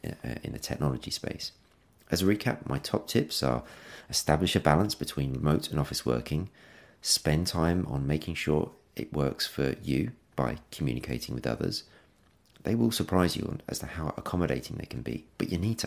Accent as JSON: {"language": "English", "region": "England", "country": "United Kingdom", "said": "being English"}